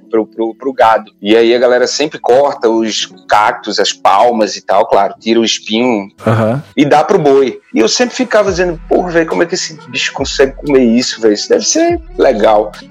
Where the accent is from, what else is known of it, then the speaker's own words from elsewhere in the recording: Arapiraca, Alagoas, Brazil; Velho, eu sou alagoano, né? Eu nasci em Arapiraca, Alagoas. Na minha época de menino, lá era terra do fumo.